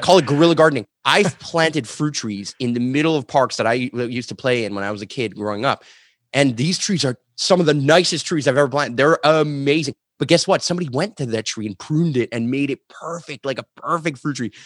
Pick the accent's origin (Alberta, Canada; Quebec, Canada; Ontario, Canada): Quebec, Canada; Montreal; I grew up in Montreal, the suburbs